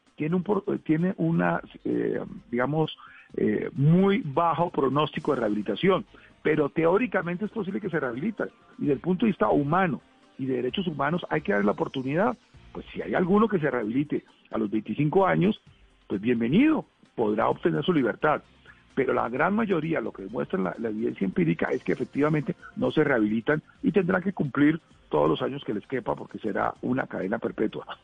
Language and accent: Spanish; Colombia